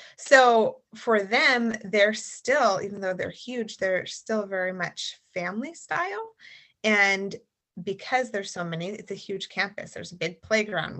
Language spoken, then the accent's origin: English; the South, United States; moved away as an adult; I grew up in the South